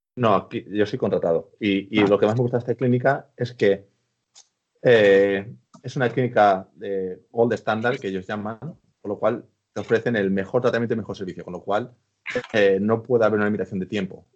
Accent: Spain; moved away as an adult; now in United Kingdom; yo que soy español

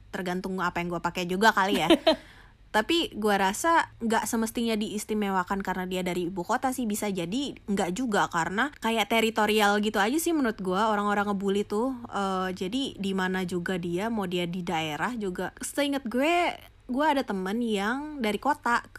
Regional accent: Aceh, Indonesia; accent: Sumatran; logat gue definitely pasti masih Sumatera sekali terus uh, ya udah mulai ada tuh yang gue tahu yang namanya geng-gengan karena di sebelumnya tuh gue nggak pernah tuh yang ada geng-gengan di Aceh nggak ada geng-gengan

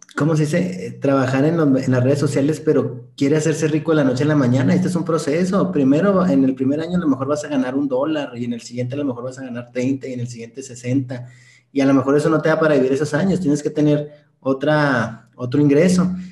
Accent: Ciudad Juárez, Chihuahua, Mexico; yo soy de Ciudad Juárez, Chihuahua, Arriba del Norte

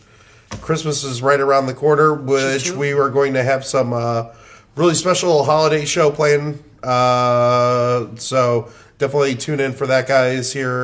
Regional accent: Midwest, United States; I was raised in the Midwest, the perfect place to grow up

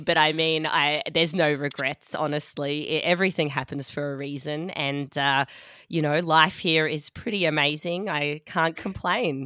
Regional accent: Melbourne, Victoria, Australia; moved away as an adult; also born or lived in Sydney / London / Dusseldorf; now in Munich, Germany; I'm from Melbourne, Australia, um, but I've also lived in a few other places, Sydney, London, Dusseldorf as well.

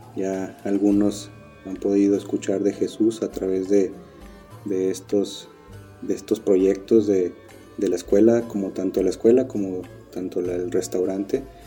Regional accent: Mexico; moved away as an adult; also born or lived in Turkey; somos mexicanos

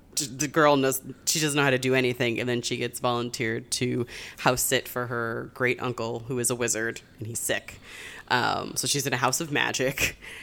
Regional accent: Springfield, Massachusetts, United States; I grew up in Springfield

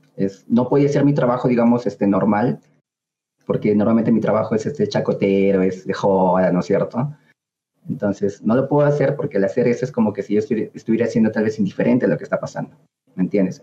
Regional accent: Peru; como ciudadanos, como peruanos

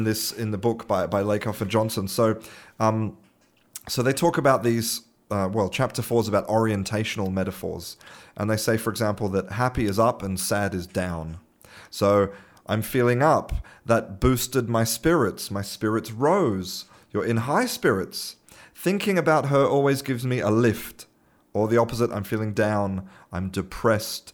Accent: Australia; now in Spain; I'm an Australian living in Spain

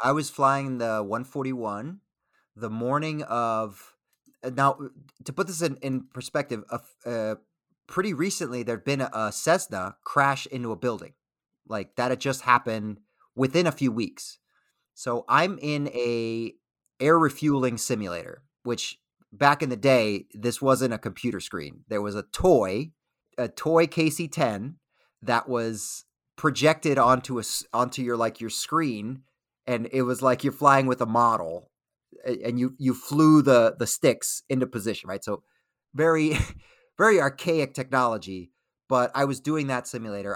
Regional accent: Miami, Florida, United States; moved away as an adult; I grew up in Miami, Florida

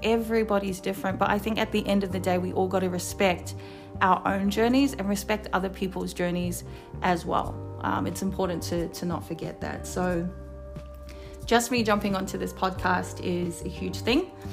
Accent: Wellington, New Zealand; moved away as an adult; now in Sydney, Australia; I'm originally from Wellington, New Zealand. Hey, anyone who's from Welly. Uh, but I moved here to Sydney nine years ago with my partner.

